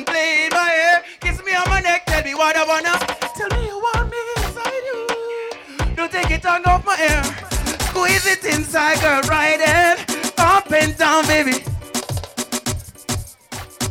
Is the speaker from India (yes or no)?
no; Kingston, Jamaica; I'm from Kingston, Jamaica